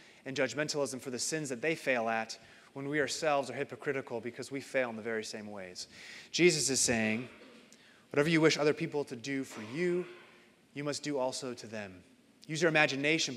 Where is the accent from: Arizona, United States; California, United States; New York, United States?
Arizona, United States; Phoenix; now in Iowa, United States; I grew up in Phoenix